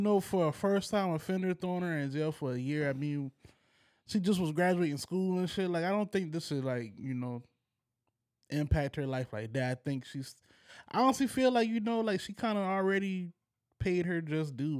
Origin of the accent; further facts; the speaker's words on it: United States; as an American